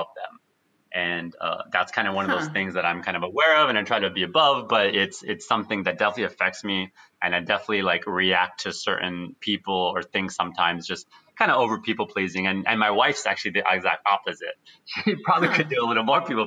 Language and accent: English; United States; I was born in the U.S.